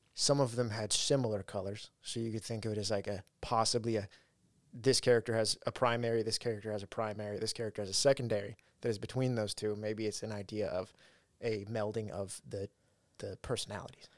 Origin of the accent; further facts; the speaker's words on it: Ridgecrest, California, United States; one of the houses we lived in, in, in my hometown, Ridgecrest